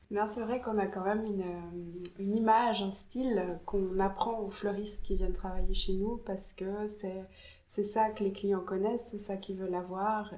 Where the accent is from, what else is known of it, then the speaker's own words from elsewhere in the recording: Jura, Switzerland; moved away; also born or lived in Geneva / Paris; je viens du Jura à la base